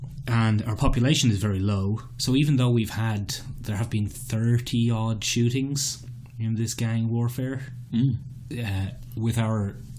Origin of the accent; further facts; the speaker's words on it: Ireland; for us, as Irish people